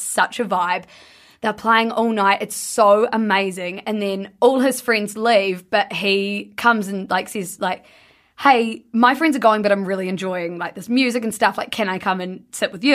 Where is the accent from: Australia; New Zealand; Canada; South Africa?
New Zealand; I'm from New Zealand